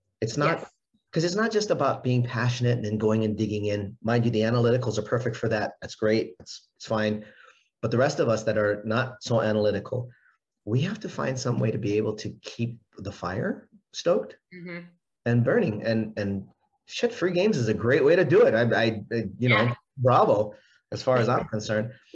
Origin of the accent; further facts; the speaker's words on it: Hawaii, United States; I'm from Hawaii